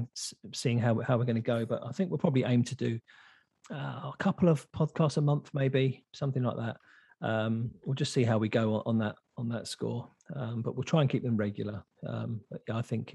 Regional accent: England, United Kingdom; also born or lived in New Zealand; now in South Island, New Zealand; we're both English, we're both from the beautiful country, England. We both live in New Zealand

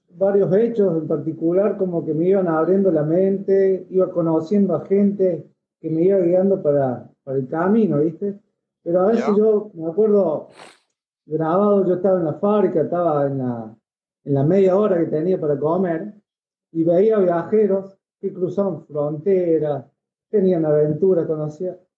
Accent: Villa María, Córdoba, Argentina; Nací en Villa María

